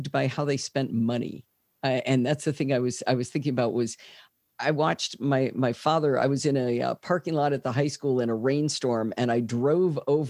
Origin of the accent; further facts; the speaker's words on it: Michigan, United States; also born or lived in Detroit, Michigan / Plymouth, Michigan / Northville, Michigan; I was born in Detroit, in Michigan, lived in a little town called Plymouth for 5 years